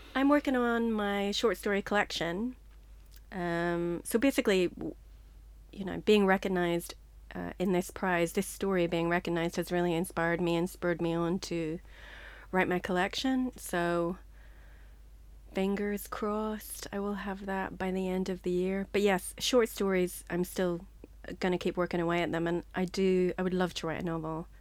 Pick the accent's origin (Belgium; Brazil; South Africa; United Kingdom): United Kingdom; Northern Ireland; moved away as an adult; also born or lived in Liverpool; now in London, United Kingdom; I'm from Northern Ireland